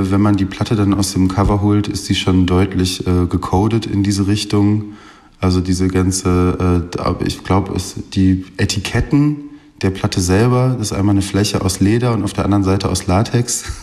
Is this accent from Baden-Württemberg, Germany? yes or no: no; Essen, North Rhine-Westphalia, Germany; born there; Ich komme äh, gebürtig aus Essen